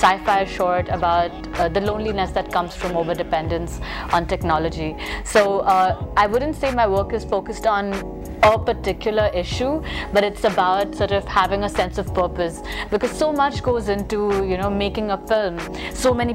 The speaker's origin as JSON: {"language": "English", "town": "Mumbai", "region": "Maharashtra", "country": "India", "said": "I'm a filmmaker from Mumbai, India"}